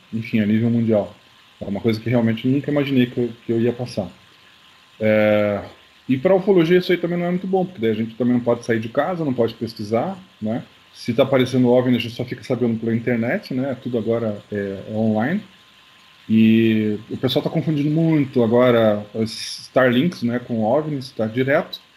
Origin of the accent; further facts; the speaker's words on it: Curitiba, Paraná, Brazil; eu sou de Curitiba